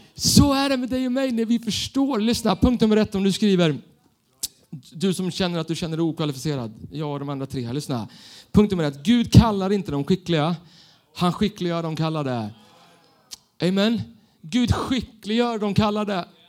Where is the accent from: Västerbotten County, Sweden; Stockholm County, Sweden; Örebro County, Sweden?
Stockholm County, Sweden; Stockholm; Jag är uppvuxen i Stockholm, city, med tunnelbanan